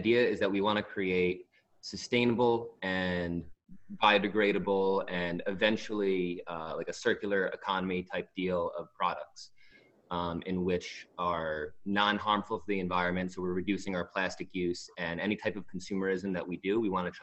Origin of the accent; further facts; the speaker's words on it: Long Island, New York, United States; right now I'm in Long Island, which is where I'm originally from